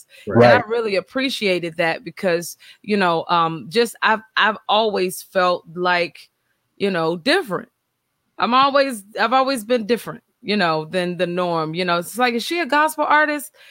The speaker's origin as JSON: {"language": "English", "town": "Greenville", "region": "South Carolina", "country": "United States", "tie": "born or raised there", "moved": "yes", "lives_now": "Atlanta, United States"}